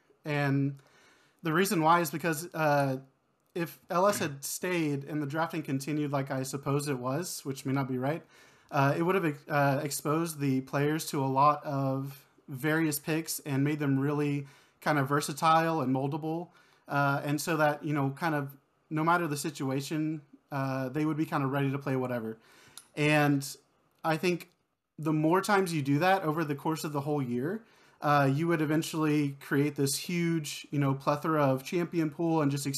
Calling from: Kyle, Texas, United States; Kyle, Texas, just south of Austin.

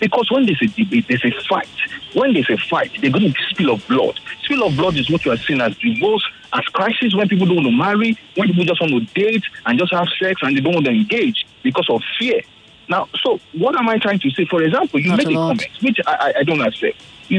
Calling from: Lagos, Nigeria; I'm calling from Lekki.

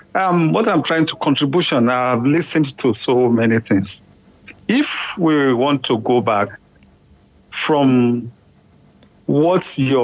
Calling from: Sweden; I'm calling from Sweden.

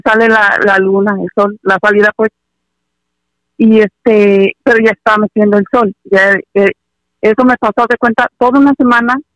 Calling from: California, United States; Hola, buenas noches, soy … de Aldo de California.

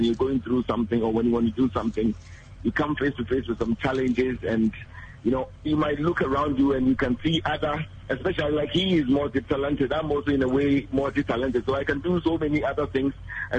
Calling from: Tesano, Ghana

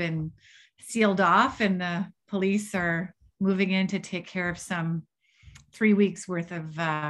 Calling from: Chelsea, Quebec, Canada; So I'm in Chelsea, Quebec, Canada.

